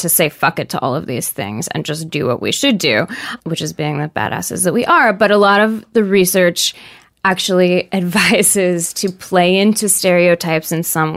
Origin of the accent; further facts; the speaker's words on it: Seattle, Washington, United States; I grew up in Seattle, super liberal